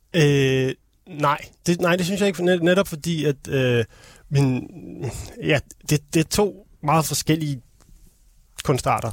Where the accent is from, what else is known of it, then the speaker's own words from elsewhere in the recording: Copenhagen, Capital Region of Denmark, Denmark; also born or lived in Holte; jeg er sådan Københavner, sporkøbenhavner